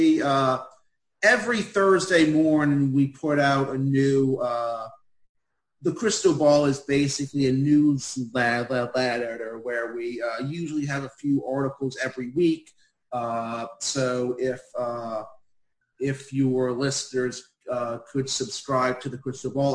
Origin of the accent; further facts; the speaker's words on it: Eastern United States, United States; as a person who's from the eastern United States